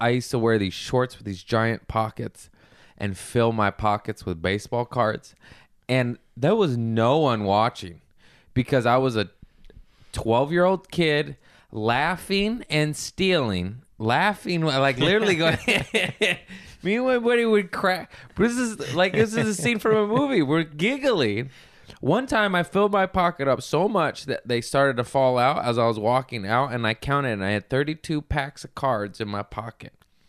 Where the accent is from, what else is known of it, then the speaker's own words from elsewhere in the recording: Torrance, California, United States; also born or lived in Lomita; Here, Torrance, South